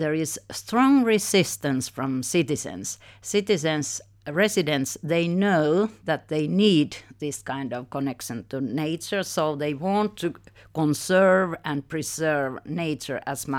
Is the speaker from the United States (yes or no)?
no; Finland; English is a second language; Actually, nature is really important for us Finns. It is something very embedded in our personalities, even in our soul.